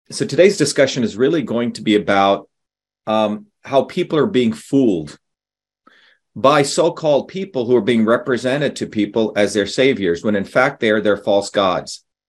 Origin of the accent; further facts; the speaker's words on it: New Jersey, United States; I grew up in New Jersey. I grew up with everyday people